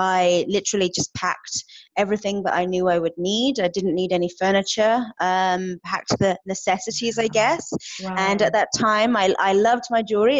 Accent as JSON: {"language": "English", "country": "United Kingdom", "also_born_or_lived": "Edmonton, Alberta, Canada", "moved": "as an adult", "lives_now": "Alberta, Canada", "said": "I am originally from the United Kingdom. I packed my entire life into one suitcase back in 2011 and hopped on a plane bound for Edmonton, Alberta."}